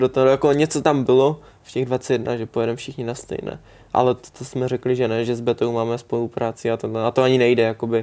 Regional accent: Czechia; jsme Češi

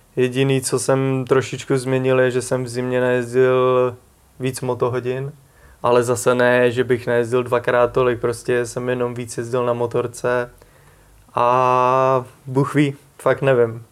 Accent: Prague, Czechia; i když jsem z Prahy, jsem Pražák

